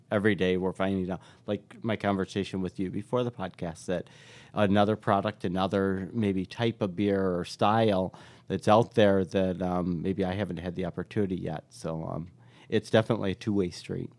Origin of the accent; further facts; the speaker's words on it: Irondequoit, New York, United States; moved away as an adult; also born or lived in Fort Lauderdale, Florida; I grew up right on Saint Paul Boulevard and, um, uh, yeah, went to school through Arondicoit schools